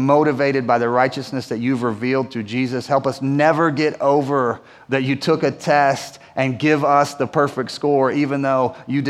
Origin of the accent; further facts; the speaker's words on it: Winston-Salem, North Carolina, United States; growing up in Winston-Salem